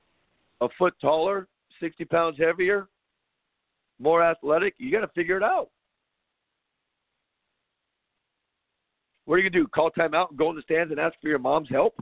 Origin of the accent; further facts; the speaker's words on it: Compton, California, United States; Growing up in Compton, California, running around like a psycho